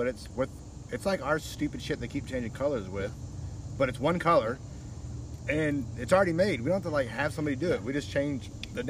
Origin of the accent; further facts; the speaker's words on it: West Coast, United States; I'm from the West Coast, the 90s.